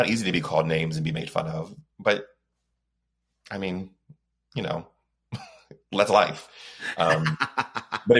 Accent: Texas, United States; I was growing up in Texas in the 70s

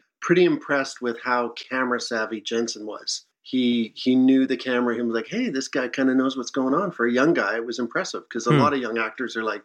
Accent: Alberta, Canada; I'm from Alberta

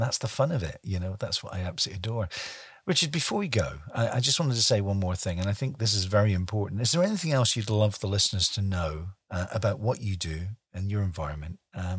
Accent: Scotland, United Kingdom; accent: Scottish; my Scottish accent might come out

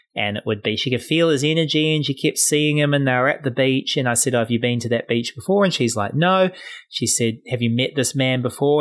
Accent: New Zealand; I'm from New Zealand

